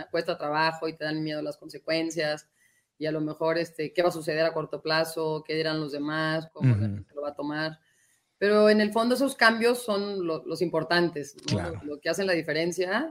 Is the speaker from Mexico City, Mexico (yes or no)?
no; Guadalajara, Jalisco, Mexico; moved away as an adult; also born or lived in United States; crecimos en Guadalajara, todavía ahí está la casa de mis papás